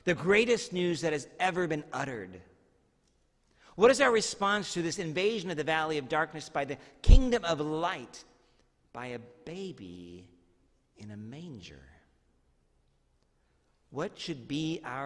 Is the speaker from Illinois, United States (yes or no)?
no; Medford, Oregon, United States; also born or lived in Tualatin-Tigard area, Oregon; when I moved from Medford to the Tualatin-Tigard area, I went to Tualatin Junior High